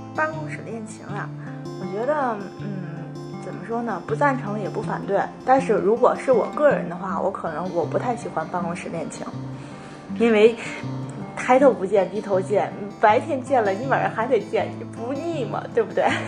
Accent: Tianjin, China; 因为我家是天津的嘛

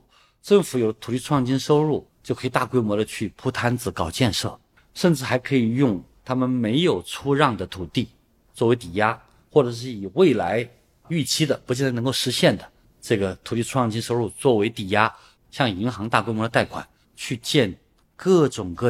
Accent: a county-level city under Changsha, Hunan, China; moved away; 我的老家湖南长沙下面的一个县级市

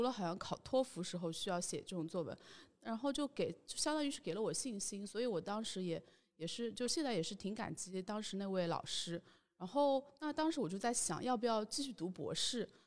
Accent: Shanghai, China; 因为我自己是出生在上海

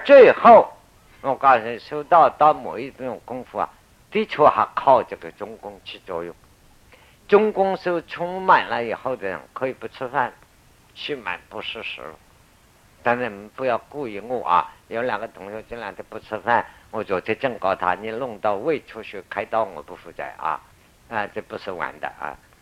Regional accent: Xiajiang, Lower Yangtze, China; accent: 外省口音 (out-of-province accent); moved away; 我是下江人

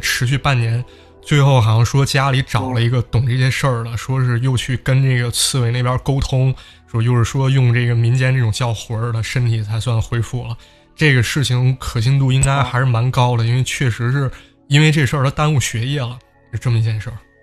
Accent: northern China, China; 我也是北方人嘛

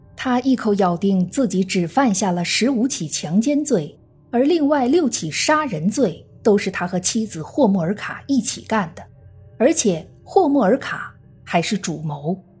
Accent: China; 我们中国人

